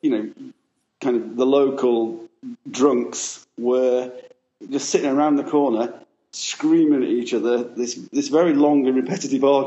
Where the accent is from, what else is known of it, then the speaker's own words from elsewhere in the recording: Sheffield, Yorkshire and the Humber, United Kingdom; now in London, United Kingdom; I'm from Sheffield originally, but I've been living in London for, I don't know, 15, 20 years